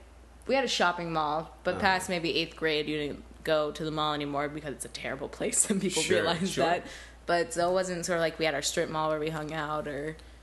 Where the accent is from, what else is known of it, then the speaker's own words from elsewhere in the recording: Palo Alto, California, United States; Valley, Palo Alto area.